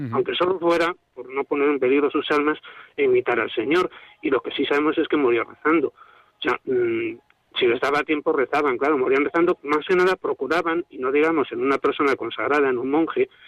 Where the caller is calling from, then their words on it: Madrid, Community of Madrid, Spain; bueno, soy bienvenido de Madrid.